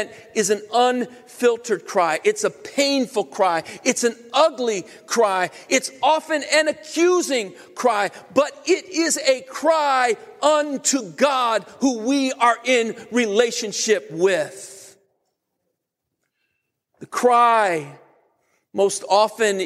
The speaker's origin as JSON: {"language": "English", "country": "United States", "said": "as American Christians"}